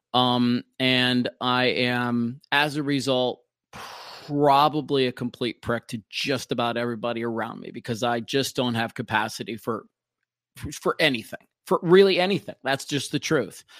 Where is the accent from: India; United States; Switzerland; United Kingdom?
United States; Minneapolis, Minnesota; do the night show in my hometown of Minneapolis on Cities ninety-seven